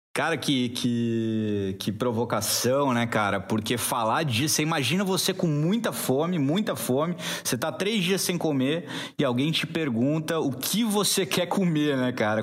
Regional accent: Florianópolis, Santa Catarina, Brazil; moved away as an adult; also born or lived in Chapada dos Guimarães, Mato Grosso; Eu sou manezinho aqui de Floripa, mas filho de gaúcha

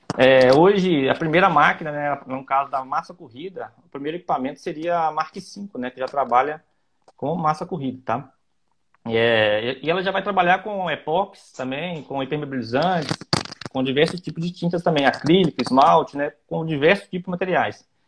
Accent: Ubá, Minas Gerais, Brazil; eu sou aqui de Ubá, né, que é um polo moveleiro muito grande

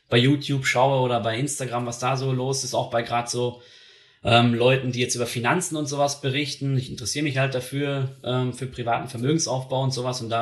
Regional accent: Germany; now in Switzerland; Ich bin ein Deutscher, der hier in der Schweiz lebt.

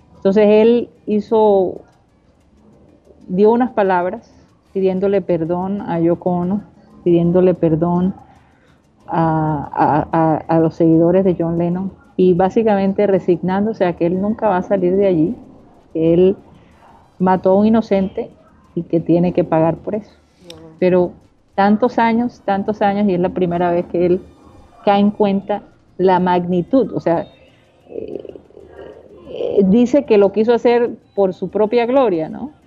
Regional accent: Barranquilla, Atlántico, Colombia; mi ciudad, Barranquilla

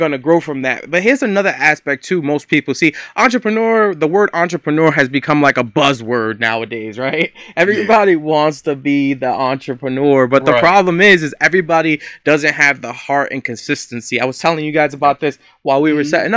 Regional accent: New York City, New York, United States; now in Buffalo, United States; it's been so amazing living in Buffalo, and I'm from New York City originally

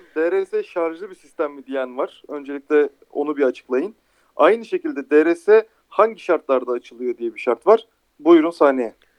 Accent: Turkey

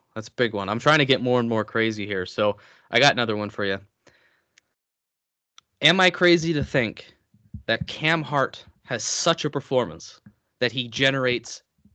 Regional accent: Canada; we're both from Canada

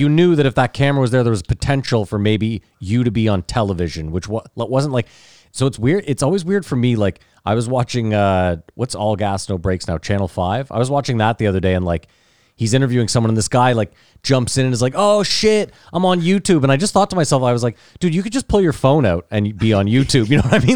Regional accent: Canada; I'm Canadian

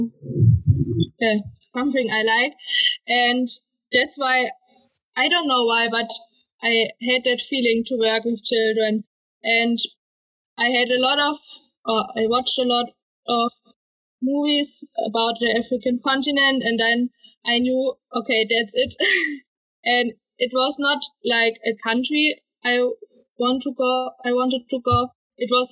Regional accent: Southern Germany, Germany; I'm from Germany, the south of Germany

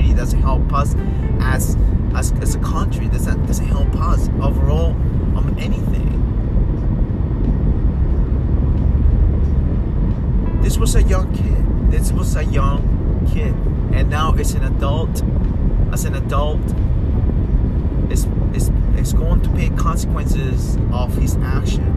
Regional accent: Peru; moved away; I was growing up in Peru, the kids that I grew up

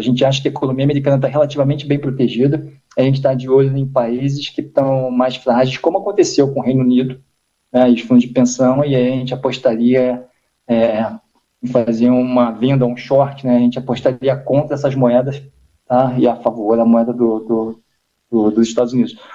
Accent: Brazil; como brasileiro

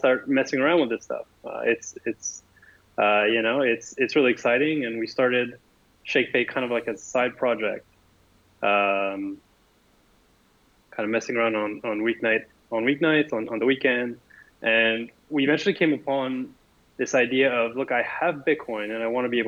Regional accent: Montreal, Quebec, Canada; We're both from Montreal.

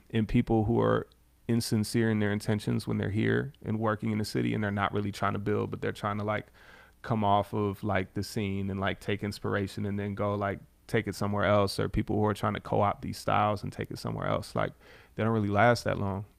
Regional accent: River Forest, Illinois, United States; also born or lived in Chicago; I'm from River Forest originally

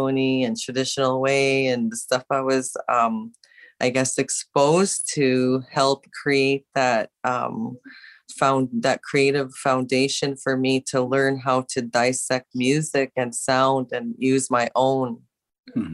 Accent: Winnipeg, Manitoba, Canada; I'm the one from Winnipeg, Manitoba

